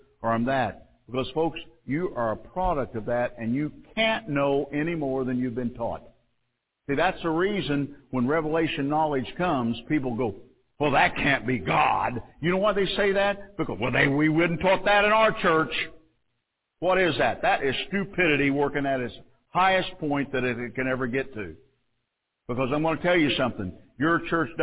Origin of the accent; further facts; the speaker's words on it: Mount Carmel, Illinois, United States; I come from Mount Carmel